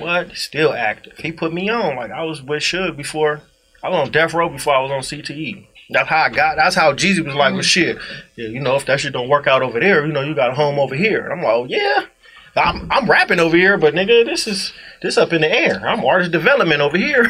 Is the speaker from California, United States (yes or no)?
yes; Inglewood, California, United States; I'm from Inglewood